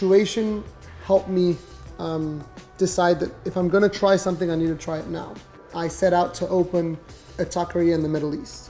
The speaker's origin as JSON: {"language": "English", "region": "Mexico City", "country": "Mexico", "tie": "born or raised there", "also_born_or_lived": "Switzerland / Abu Dhabi / Belgium", "moved": "as an adult", "lives_now": "Miami, United States", "said": "I was born in a place called Coyoacan in Mexico City."}